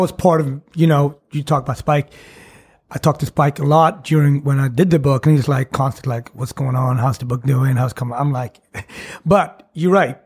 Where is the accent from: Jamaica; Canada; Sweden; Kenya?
Sweden; English is a second language; moved away as an adult; also born or lived in Switzerland; now in New York City, United States; I grew up in Sweden